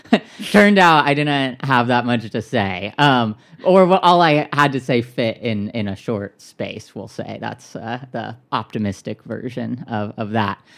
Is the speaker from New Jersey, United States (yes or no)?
no; Orange County, Southern California, United States; moved away; also born or lived in Minneapolis / Saint Louis / Chicago / New York; I grew up in Southern California in, in Orange County